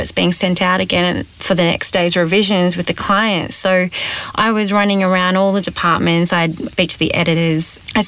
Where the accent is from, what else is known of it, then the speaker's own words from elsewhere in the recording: Australia; accent: Australian; moved away; also born or lived in Los Angeles, United States; I had an Australian accent